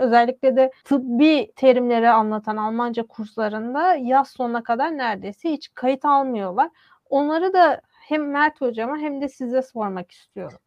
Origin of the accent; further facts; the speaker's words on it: Istanbul, Turkey; Benim ailem bir asırdır İstanbul'da yaşıyor ve bir Balkan mübadele daha önce de söylediğim gibi ve ben memleketimi sorduklarında İstanbul diyorum.